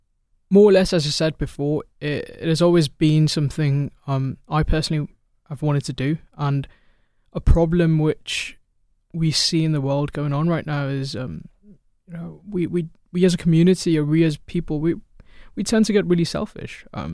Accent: Chicago, Illinois, United States; also born or lived in United Kingdom / Dubai; I am originally from Chicago, but I've been everywhere my whole life, so UK, Dubai, and I'm back in the States.

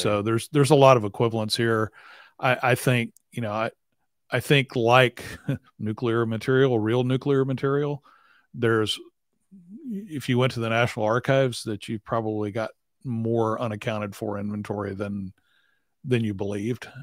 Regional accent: Selena's hometown, Texas, United States; she's from my hometown

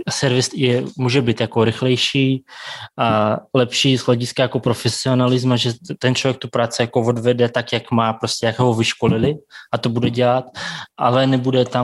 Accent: Siberia, Russia; now in Prague, Czech Republic; Zase zrovna jako moje rodina bude v Moskvě, protože my jsme ze Sibíře, takže je to nějakých 7000 tisíc kilometrů od se.

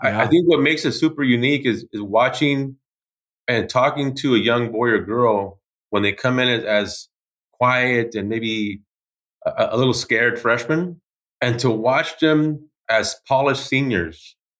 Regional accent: Los Angeles, California, United States; moved away as an adult; now in Portland, United States; I'm originally from Los Angeles, California. I'm a first generation kid

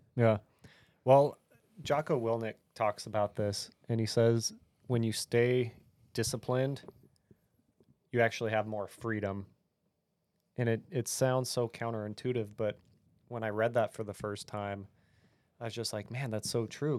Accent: California, United States; moved away; I grew up in California where guns were evil.

